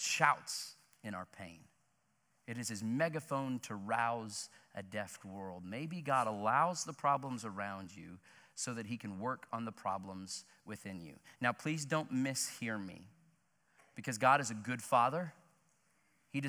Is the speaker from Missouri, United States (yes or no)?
yes; Joplin, Missouri, United States; my hometown of Joplin, Missouri